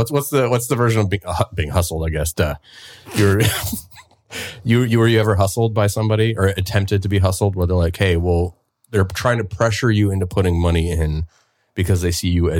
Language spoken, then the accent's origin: English; Utah, United States; born or raised there; now in Portland, United States